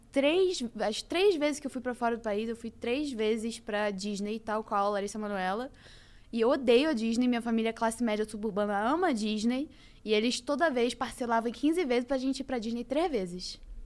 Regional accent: Rio de Janeiro, Brazil; also born or lived in Niterói / Barra da Tijuca; eu nasci em Niterói, literalmente nasci em Niterói, depois peguei o carro e fui pra Ilha do Governador e morei lá por muitos anos, fui, passei minha infância

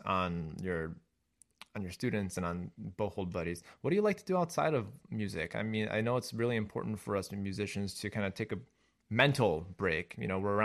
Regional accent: Chicago, Illinois, United States; I'm from Chicago

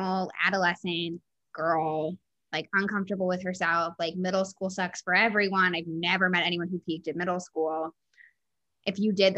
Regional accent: Baltimore, Maryland, United States; moved away; I grew up in a suburb of Baltimore, so in Maryland

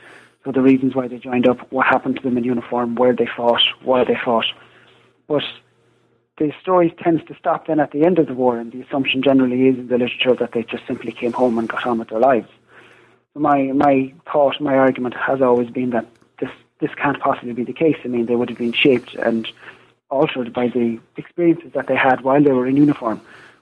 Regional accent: Galway, Connacht, Ireland; moved away as an adult; now in Edinburgh, United Kingdom; I'm from, as you can hear, I'm from Ireland. I'm from Galway in the west of Ireland. I went to school in a place called Athenry, made famous by the song, of course. And I did my degree in the National University of Ireland, Galway.

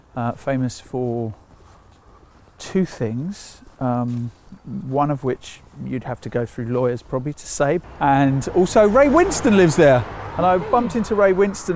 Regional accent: Sri Lanka; now in United Kingdom; And then when you get the Sri Lankans are mostly from the Tamil community. We're from the Sinhalese community. So we're then a minority of a minority of a minority.

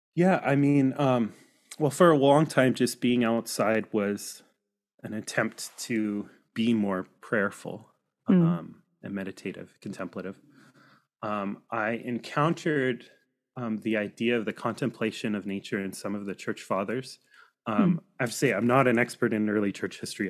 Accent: Washington, United States; also born or lived in coastal British Columbia, Canada; now in 100 Mile House, Canada; I grew up on the West Coast uh, in the Pacific Northwest in uh, Washington State

